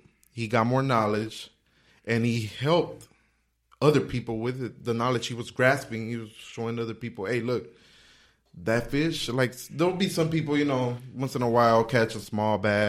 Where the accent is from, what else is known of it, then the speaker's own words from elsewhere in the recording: Los Angeles, California, United States; South Central. Really? South Central LA, yeah. And it's bad, you know?